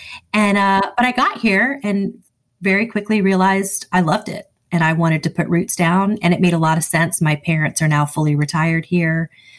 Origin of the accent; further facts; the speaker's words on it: Virginia, United States; also born or lived in San Diego, California / Florida; So I was born in San Diego, California. My dad was a career naval officer. So I have lived all over the country. I grew up mostly, I would say we split most of our time between Florida and Northern Virginia